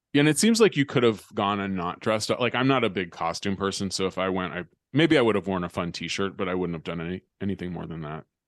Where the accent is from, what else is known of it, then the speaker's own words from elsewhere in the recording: California, United States; moved away as an adult; also born or lived in New York; when I was growing up in California